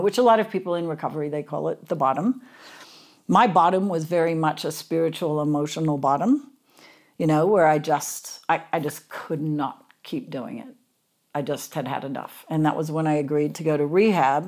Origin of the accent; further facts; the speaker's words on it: Sydney, New South Wales, Australia; I grew up in Sydney, Australia